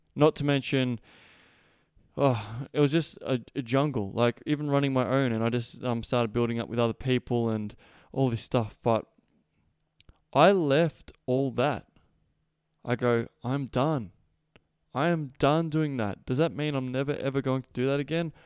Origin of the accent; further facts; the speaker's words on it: Melbourne, Victoria, Australia; moved away as an adult; I was born and raised in Melbourne.